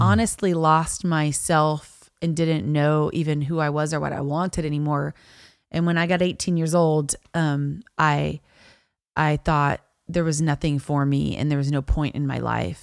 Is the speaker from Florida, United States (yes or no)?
yes; Niceville, Florida, United States; I grew up in Niceville